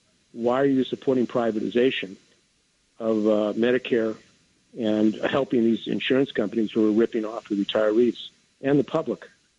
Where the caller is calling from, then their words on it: San Francisco, California, United States; I'm calling from San Francisco.